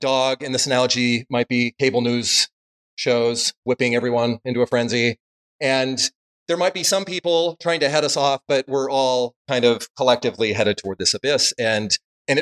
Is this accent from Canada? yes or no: no; Salt Lake City, Utah, United States; I grew up in Salt Lake area